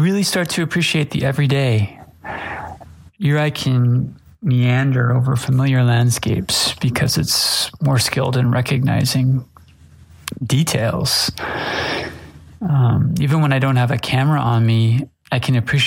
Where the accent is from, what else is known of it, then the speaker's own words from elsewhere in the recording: Los Angeles, California, United States; now in Kyoto, Japan; I'm a photographer from Los Angeles, California, living in Kyoto, Japan